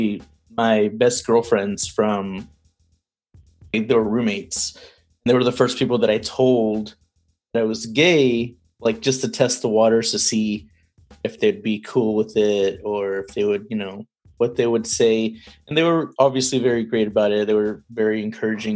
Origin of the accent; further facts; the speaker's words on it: East Texas, United States; my hometown of East Texas